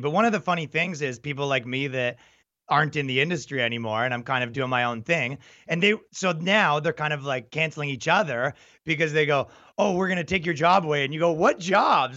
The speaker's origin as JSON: {"language": "English", "town": "Toronto", "region": "Ontario", "country": "Canada", "tie": "born or raised there", "said": "I'm from Canada and, and Toronto, right? So it's like, you know, you kind of grow up in a liberal metropolitan"}